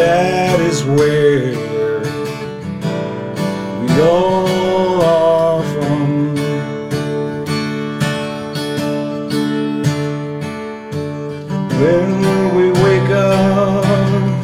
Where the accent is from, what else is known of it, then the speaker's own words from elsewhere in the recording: Ireland; moved away as an adult; also born or lived in Dublin; now in United States; I come from Ireland. I'm still actually an Irish citizen.